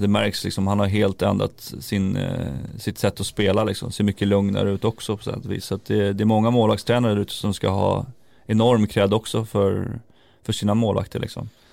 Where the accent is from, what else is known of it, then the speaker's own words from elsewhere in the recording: Järfälla, Stockholm County, Sweden; Jag kommer från Järfälla som är en liten klubb liksom i Stockholm här